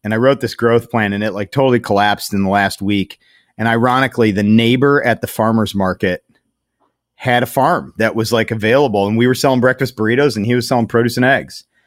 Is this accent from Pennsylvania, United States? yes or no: no; Strongsville, Ohio, United States; I grew up in Strongsville before it was flattened for a mall